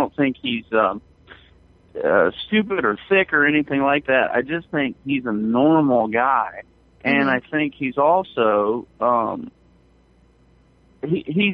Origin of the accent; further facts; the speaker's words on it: Arkansas, United States; accent: Arkansas draw; moved away as an adult; also born or lived in Canada; now in New York City, United States; I'm not a native New Yorker. I grew up in Arkansas